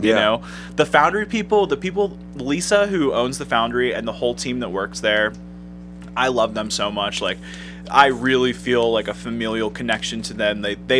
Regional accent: Pittsburgh, Pennsylvania, United States; now in Cleveland, United States; When I first moved to Cleveland, because I'm from Pittsburgh

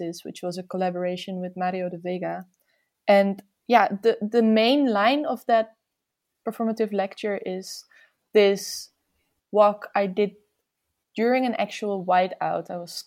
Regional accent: Amsterdam, North Holland, Netherlands; I'm from Amsterdam

